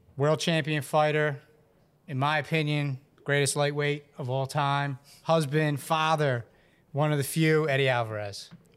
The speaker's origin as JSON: {"language": "English", "region": "Ontario", "country": "Canada", "said": "I'm from Fronton, Ontario"}